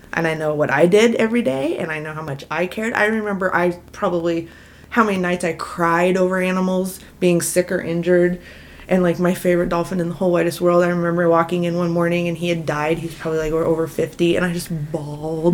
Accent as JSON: {"language": "English", "town": "Ansley", "region": "Nebraska", "country": "United States", "tie": "born or raised there", "also_born_or_lived": "Texas", "moved": "as an adult", "said": "I grew up in Ansley and went to school at Texas A&M"}